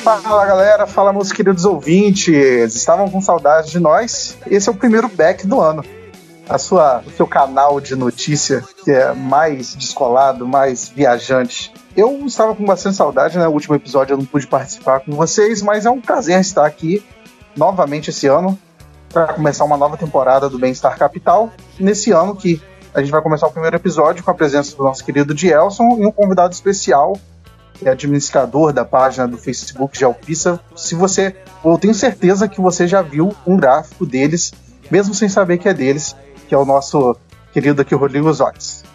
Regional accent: Brazil; como brasileiro

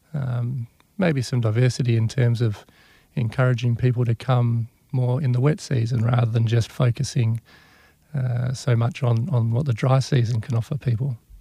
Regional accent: Perth, Western Australia, Australia; moved away as an adult; now in Broome, Australia; I grew up uh, around the hills in Perth, and then also I spent a lot of time out at Scarborough

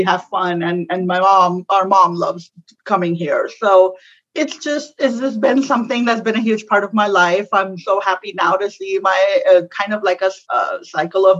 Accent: Pakistan; moved away as an adult; now in United States; Growing up in Pakistan

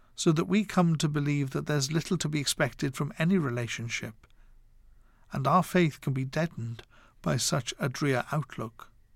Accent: Wales, United Kingdom; Growing up in Wales

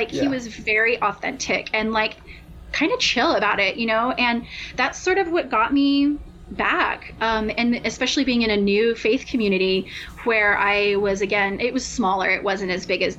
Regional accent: Albuquerque, New Mexico, United States; moved away as an adult; also born or lived in Nashville, Tennessee; I'm from Albuquerque, New Mexico. And so that was where I was born and raised

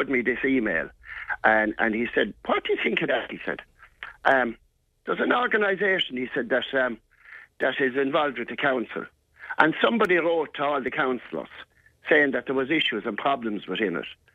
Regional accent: Cashel, Munster, Ireland; growing up in Cashel

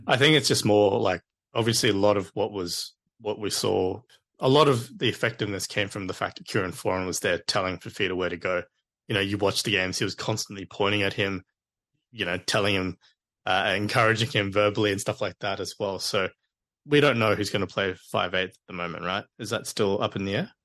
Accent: Queensland, Australia; as a Queenslander

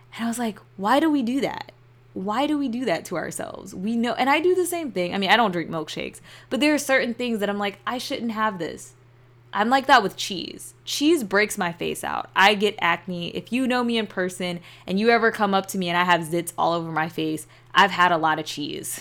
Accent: United States; born or raised there

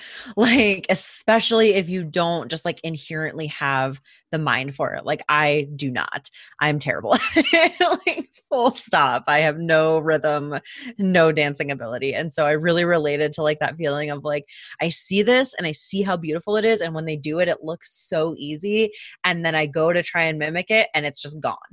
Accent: Michigan, United States; we are from Michigan, we live in Michigan

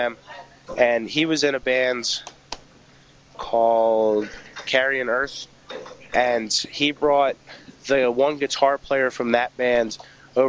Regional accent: New Jersey, United States; We're from South Jersey

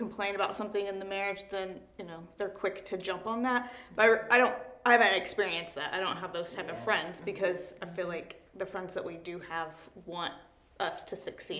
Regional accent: Missouri, United States; moved away; I'm from Missouri

